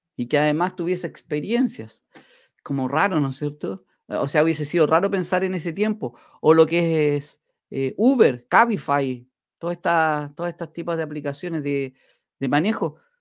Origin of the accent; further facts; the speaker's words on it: Chile; acá en mi país, en Chile